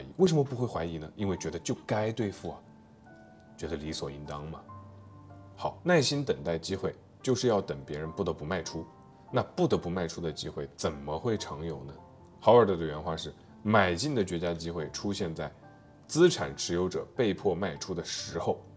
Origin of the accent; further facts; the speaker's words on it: China; 我们中国人